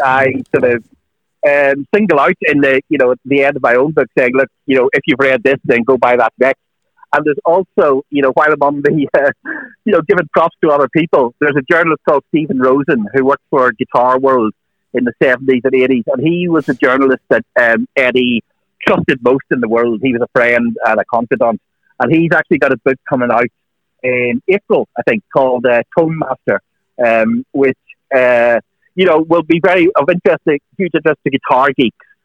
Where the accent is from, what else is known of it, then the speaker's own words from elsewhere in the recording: Northern Ireland, United Kingdom; I grew up in Northern Ireland